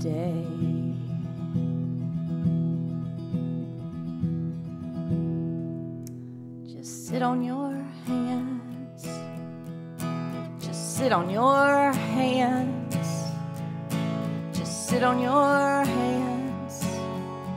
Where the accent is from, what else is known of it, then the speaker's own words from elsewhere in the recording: Kings Mountain, North Carolina, United States; moved away; I'm originally from North Carolina, a small town called Kings Mountain.